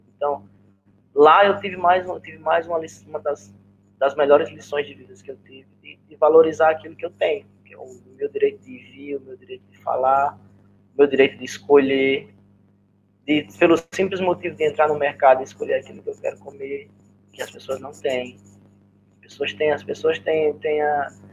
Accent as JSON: {"language": "Portuguese", "town": "Arapiraca", "region": "Alagoas", "country": "Brazil", "accent": "nordestino", "moved": "as an adult", "said": "eu vim do interior de Alagoas, eu vim de Irapiraca"}